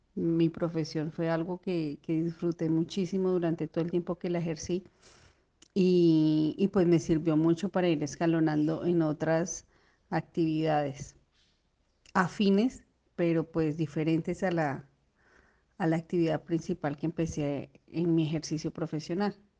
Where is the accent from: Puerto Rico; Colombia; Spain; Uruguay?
Colombia; Bogotá; moved away as an adult; also born or lived in Neiva, Colombia; yo soy de Colombia, yo venía de Bogotá